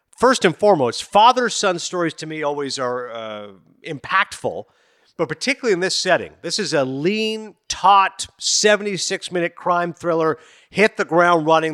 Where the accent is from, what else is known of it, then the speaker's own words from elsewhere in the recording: Kingston, Ontario, Canada; also born or lived in Toronto / Napanee; I was born in Toronto, grew up in Kingston, lived in Napanee for a little bit of a time